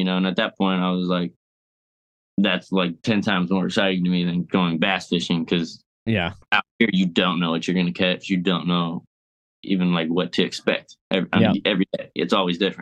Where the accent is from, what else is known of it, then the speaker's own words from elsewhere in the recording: Ohio, United States; now in Florida, United States; I grew up in Ohio